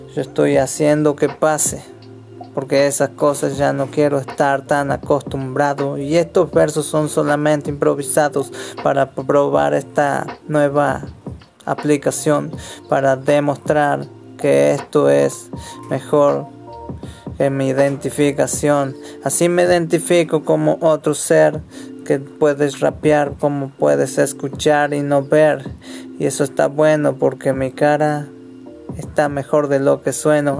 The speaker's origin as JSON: {"language": "Spanish", "region": "Chaco", "country": "Argentina", "said": "soy chaqueño, argentino"}